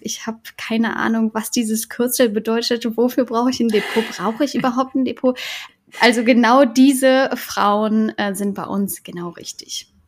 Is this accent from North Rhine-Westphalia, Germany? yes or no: yes; Cologne, North Rhine-Westphalia, Germany; Ich bin in Köln geboren